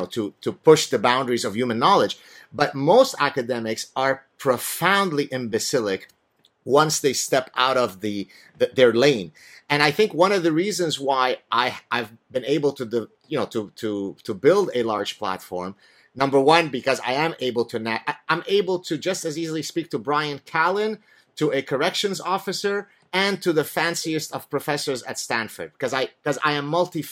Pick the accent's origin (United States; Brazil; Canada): Canada; and even as a Canadian, that I had the capacity to make.